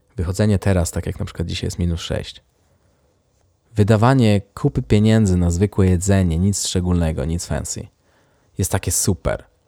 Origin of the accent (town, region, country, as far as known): Poland; moved away as an adult; now in Sweden